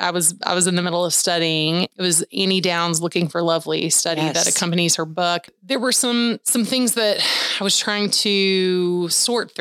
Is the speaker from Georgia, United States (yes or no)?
yes; Peachtree City, Georgia, United States; my hometown of Peachtree City, Georgia